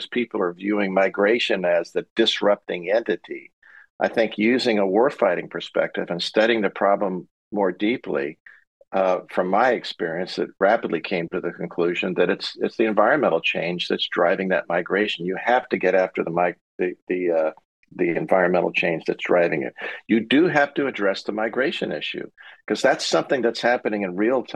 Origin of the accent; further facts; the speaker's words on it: San Diego, California, United States; I grew up there, my kids are there, grandkids are there, we still have a house